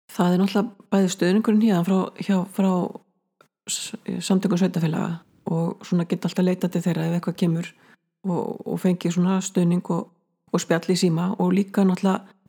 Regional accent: Snæfellsnes, Western Region, Iceland; now in Borgarnes, Iceland; ég fættu uppalinn á Snæfellsnesi, minniborg, Mikloseppi

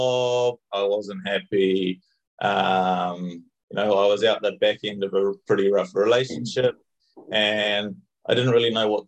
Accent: Auckland, New Zealand; moved away as an adult; also born or lived in New Zealand countryside (birthplace); now in Spain; I'm from Auckland in the North Island of New Zealand.

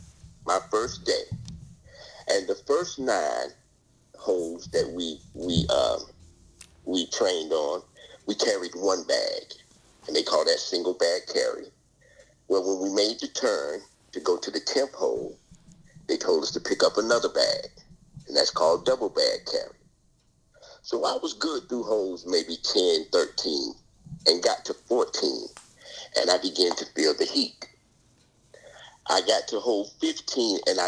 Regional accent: Pinehurst, North Carolina, United States; moved away; also born or lived in Washington, D.C.; we grew up in Pinehurst, North Carolina, where the famous Pinehurst No. 2 golf course is

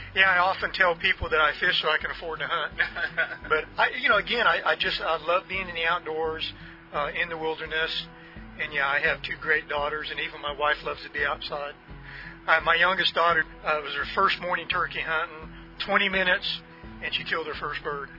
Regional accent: Northern California, United States; I was born and raised in Northern California

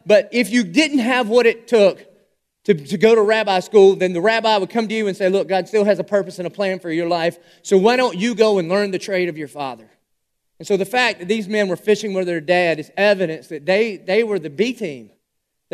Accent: Dillon, South Carolina, United States; I am a redneck from Dillon, South Carolina.

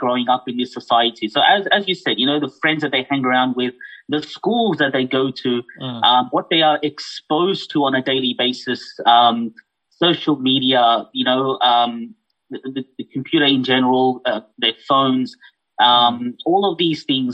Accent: Australia; also born or lived in Fiji / Malaysia; I was born in Fiji, but raised here in Australia

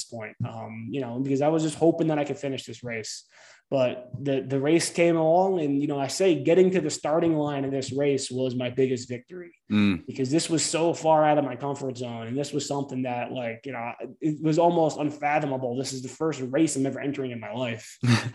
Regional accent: New Jersey, United States; growing up in New Jersey, going to the ocean all the time

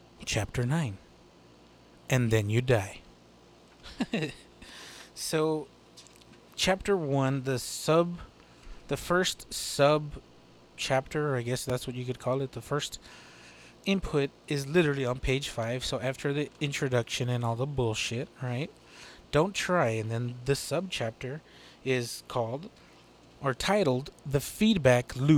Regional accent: Texas, United States; I'm a Texas-born boy

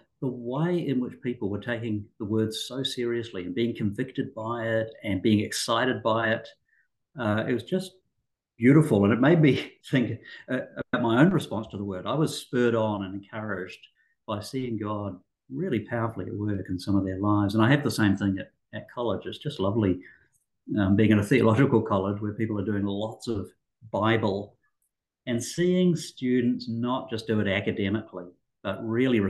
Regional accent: New Zealand; moved away as an adult; also born or lived in Auckland, New Zealand; now in Australia; I'm a Kiwi, grew up in New Zealand

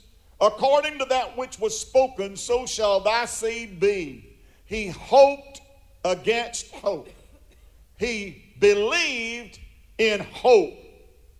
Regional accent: United States; I am an American

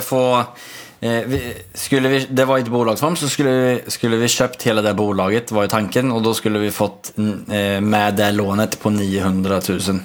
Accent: Sweden; now in Norway; jag är svensk

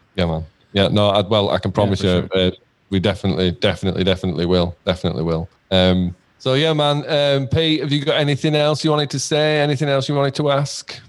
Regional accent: Leeds, Yorkshire and the Humber, United Kingdom; in our town in Leeds

